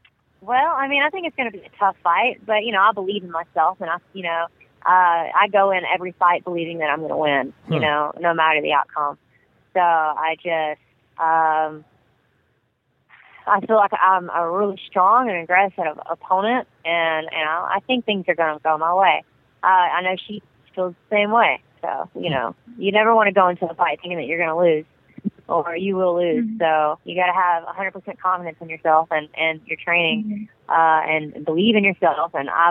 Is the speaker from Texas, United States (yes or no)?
yes; Texas, United States; now in Shreveport, United States; I'm from originally from Texas, but I live in Fernandina, Shreveport, Bossier, Louisiana.